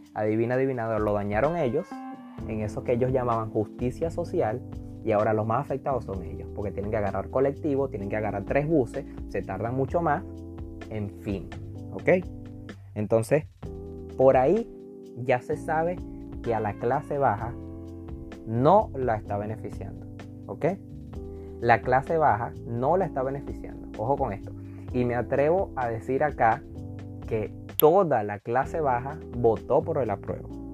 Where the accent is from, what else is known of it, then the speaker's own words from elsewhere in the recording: Venezuela; now in Chile; nosotros como, como venezolanos